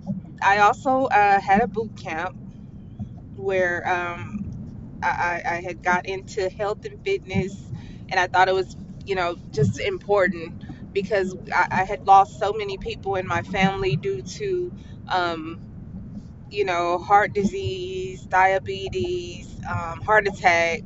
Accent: Houston, Texas, United States; I am from Houston, Texas, from a small part of Houston called Acres Home

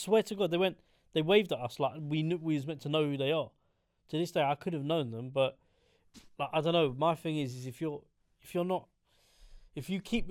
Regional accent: England, United Kingdom; I'm like, from England

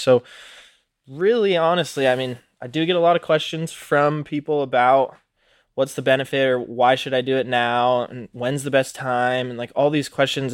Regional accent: Reno, Nevada, United States; moved away; also born or lived in Oregon; I was born and raised in Reno, Nevada

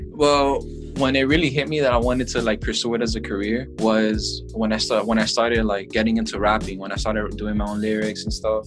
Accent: Miami, Florida, United States; I'm from Miami

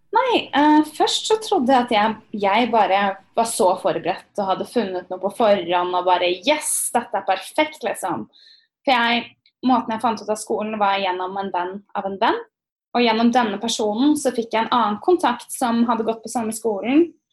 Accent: Norway; moved away as an adult; also born or lived in Berkeley, United States; now in United States; vi nordmenn

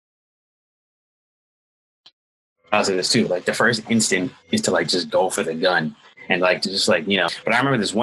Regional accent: Atlanta, Georgia, United States; my city, like my hometown, Atlanta

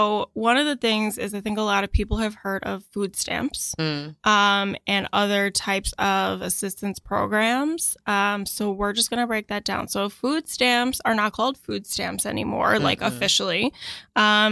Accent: New York City, New York, United States; I'm a New Yorker

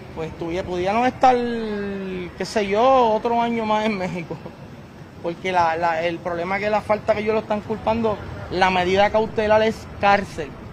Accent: Puerto Rico; estamos en Puerto Rico, esperamos esta semana estar con calma, tranquilo y estamos en mi tierra, con mi gente

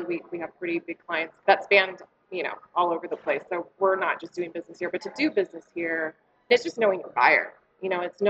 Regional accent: Humboldt County, Northern California, United States; moved away as an adult; also born or lived in Sacramento / San Francisco / Seattle / Honolulu; now in Montana, United States; So I'm originally from Northern California, a small little coastal town up in the Redwoods, in the Redwood Coast, just shy of the Oregon border. So that's where I grew up.

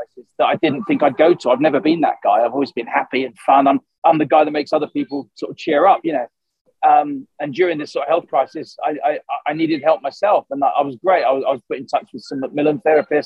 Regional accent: Suffolk, East of England, United Kingdom; moved away; also born or lived in Essex; I'm a Suffolk boy originally

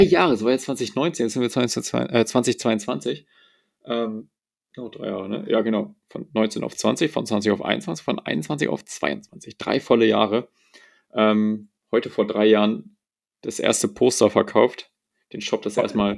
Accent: Bavaria, Germany; bei uns in Bayern

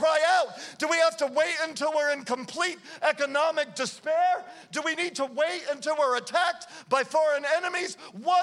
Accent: United States; we have spent a lot of time as American Christians

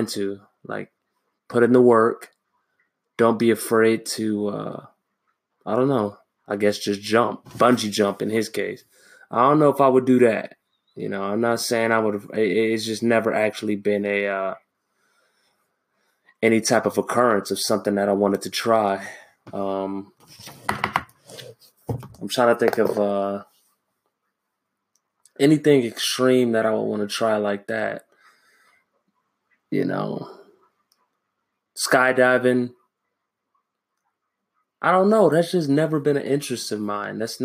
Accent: Los Angeles, California, United States; moved away as an adult; now in Japan; I am originally from Los Angeles

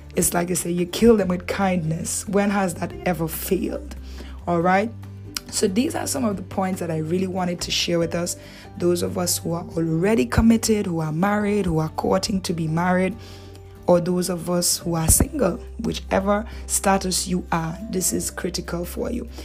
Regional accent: Dominican Republic; accent: Dominican; my Dominican accent

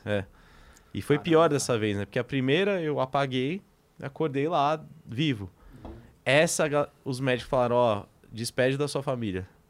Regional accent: Greater São Paulo, Brazil; nasci e cresci na Grande São Paulo

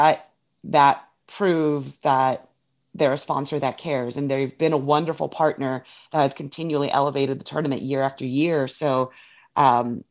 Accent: Northern California, United States; now in Florida, United States; growing up in California

